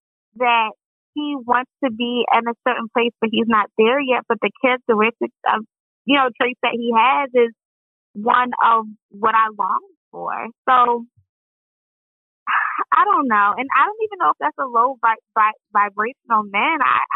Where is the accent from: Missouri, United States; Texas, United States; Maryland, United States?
Maryland, United States; Columbia; So, yeah, I'm from Columbia, Maryland.